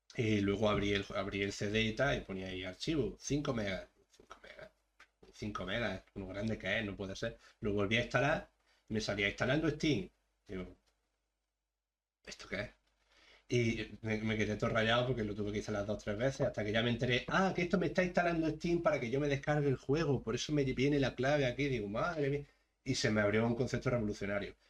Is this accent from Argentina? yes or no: no; Andalusia, Spain; somos todos andaluces y, claro, tenemos que hablar en castellano